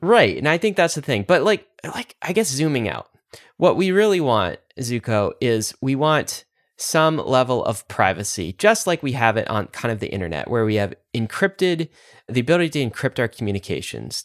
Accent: United States; as an American

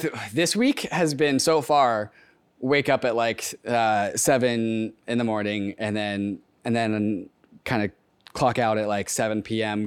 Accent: Seattle, Washington, United States; Seattle's my hometown

